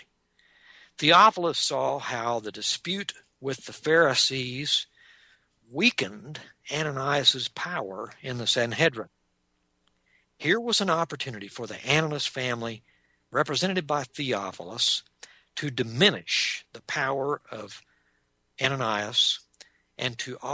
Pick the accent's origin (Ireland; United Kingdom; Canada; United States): United States; Texas; accent: Texas accent; also born or lived in Long Island, New York